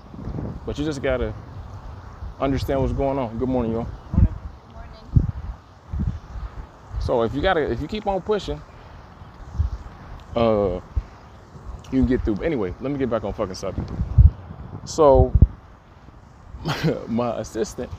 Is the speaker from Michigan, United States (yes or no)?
yes; Detroit, Michigan, United States; I am from Detroit